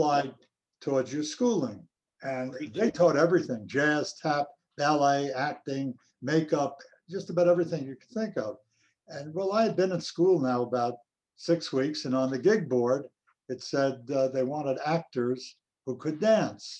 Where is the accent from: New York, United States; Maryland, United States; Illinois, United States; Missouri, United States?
New York, United States; New York City; also born or lived in Manhattan, New York; I grew up in Brooklyn.